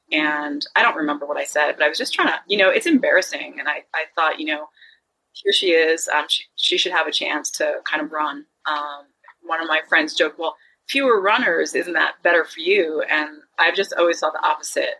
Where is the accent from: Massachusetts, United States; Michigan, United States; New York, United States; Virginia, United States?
New York, United States; Long Island; also born or lived in Jersey City, New Jersey; I was born in Jersey City, uh, which you know how I came to Long Island. It was really my grandparents moved for me